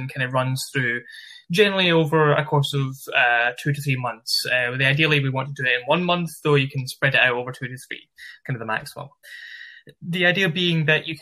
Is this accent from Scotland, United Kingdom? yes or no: yes; Glasgow, Scotland, United Kingdom; accent: Glasgow; moved away as an adult; also born or lived in Liverpool; now in Manchester, United Kingdom; So I'm originally based from Scotland, yeah. Glasgow. Studied university in Liverpool and live currently in Manchester.